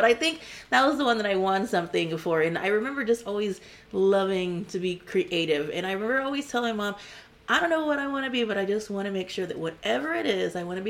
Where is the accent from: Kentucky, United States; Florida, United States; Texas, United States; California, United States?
Texas, United States; Corpus Christi; Yes. I'm from Corpus Christi. I graduated from Ray High School